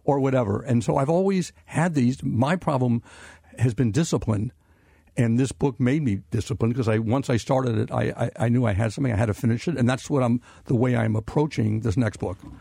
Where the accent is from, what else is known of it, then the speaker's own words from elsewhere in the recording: Cincinnati, Ohio, United States; growing up in Cincinnati